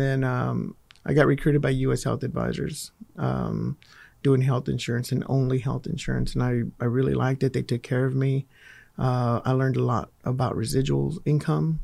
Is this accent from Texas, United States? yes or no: yes; Fort Worth, Texas, United States; I grew up in Fort Worth